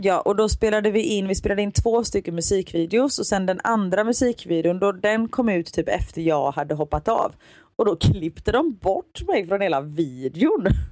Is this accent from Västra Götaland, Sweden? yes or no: yes; Gothenburg, Västra Götaland, Sweden; accent: Gothenburg dialect (göteborgska); jag pratar göteborgska